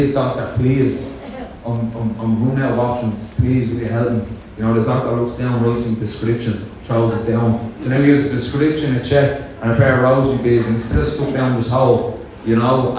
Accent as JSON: {"language": "English", "town": "Dublin", "region": "Leinster", "country": "Ireland", "said": "a Dublin lad up here talking"}